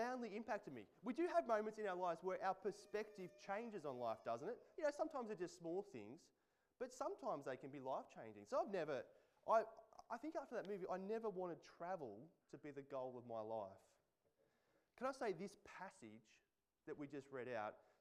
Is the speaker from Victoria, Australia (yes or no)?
no; Central Coast, New South Wales, Australia; I grew up on the Central Coast